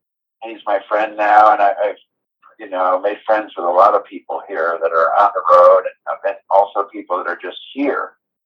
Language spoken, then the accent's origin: English; New England, United States; So even though I come from New England and stuff, it was, like, bitter cold.